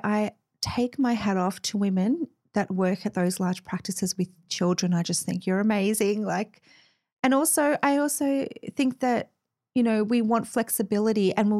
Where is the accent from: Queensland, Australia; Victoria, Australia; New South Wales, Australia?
Victoria, Australia; Mount Eliza; You know, I grew up in Mount Eliza, so, you know, suburbia, very vanilla place, beautiful place to grow up.